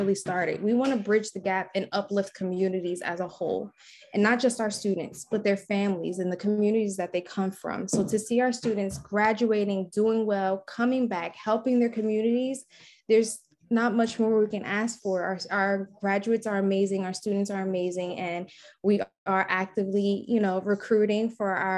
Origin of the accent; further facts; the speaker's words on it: Newark, New Jersey, United States; growing up in Newark